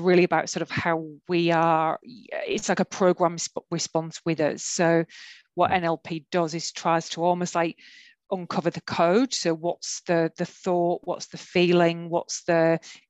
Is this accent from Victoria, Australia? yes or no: no; Brisbane, Queensland, Australia; I'm from Brisbane